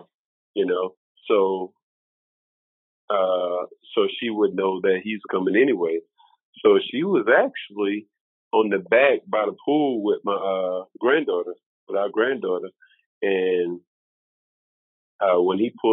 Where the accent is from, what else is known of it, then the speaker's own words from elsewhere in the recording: the South, United States; also born or lived in South Carolina; now in Memphis, United States; I was raised in the South.